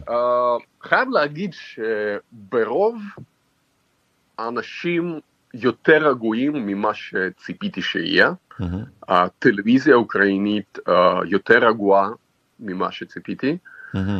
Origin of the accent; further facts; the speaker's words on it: Mozyr, Gomel Region, Belarus; also born or lived in Israel; now in Kyiv, Ukraine; נולדתי בגבול אוקראינה בדרום, אה. עיר קטנה שנקראת מוזג.